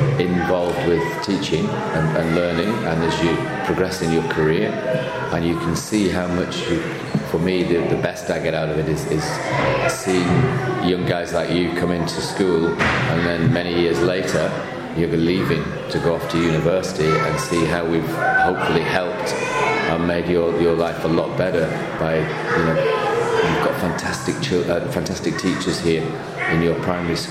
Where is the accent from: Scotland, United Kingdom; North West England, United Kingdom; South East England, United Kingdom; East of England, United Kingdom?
North West England, United Kingdom; Manchester; moved away as an adult; also born or lived in Lille, France / Provence, France; I'm from Manchester originally, just north of Manchester, where I was born and brought up around there.